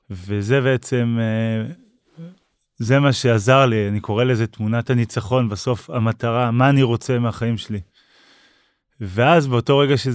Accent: Kfar Blum, Northern District, Israel; born there; אני נולדתי בכפר בלום, התחלתי לרוץ בגיל 10

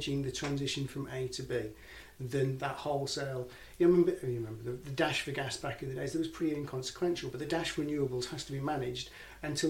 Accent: Hull, Yorkshire and the Humber, United Kingdom; moved away; I'm from Hull originally

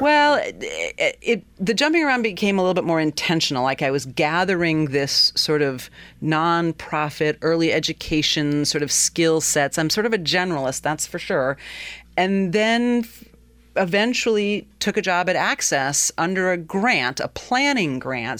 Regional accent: Willimantic, Connecticut, United States; also born or lived in Madison, Wisconsin; in 1971, uh, my family moved from Madison, Wisconsin to Willimantic. My dad took a position, his his postdoctoral position at UConn, and we moved to the other side of the river. Uh, 343 Pleasant Street is where oh. I grew up

